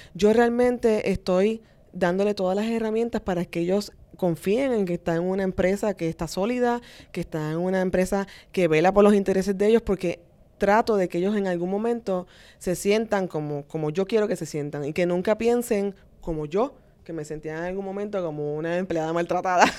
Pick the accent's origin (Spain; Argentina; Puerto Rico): Puerto Rico; Vega Baja; Realmente yo soy de Vega Baja, así que soy, soy una persona de pueblo, de campo